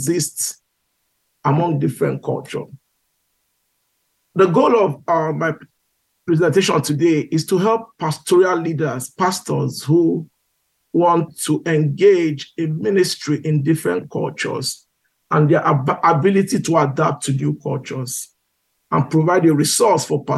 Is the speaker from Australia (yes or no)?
no; Igboland, Nigeria; moved away as an adult; also born or lived in United Kingdom; now in United States; I come from Igbo. I'm an Igbo guy from Nigeria